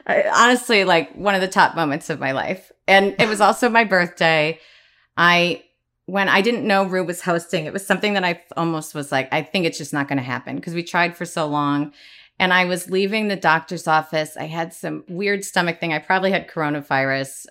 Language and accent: English; Midwest, United States; growing up in the Midwest